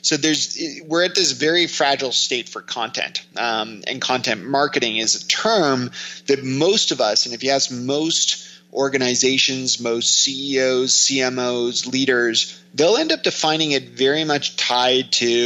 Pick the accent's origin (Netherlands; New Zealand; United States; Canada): Canada; Toronto, Ontario; I'm from Toronto